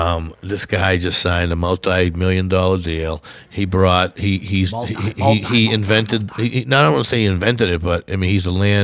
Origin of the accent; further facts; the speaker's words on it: Alden, Pennsylvania, United States; I'm from Alden, you know, Pennsylvania.